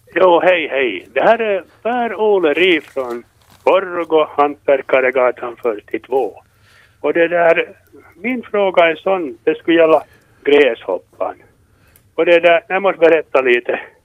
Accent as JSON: {"language": "Swedish", "town": "Tolkis", "region": "Uusimaa", "country": "Finland", "tie": "born or raised there", "moved": "as an adult", "said": "jag är från Tolkis egentligen, och jag bo- bodde ända tills jag var- vänta nu, tjugofyra år."}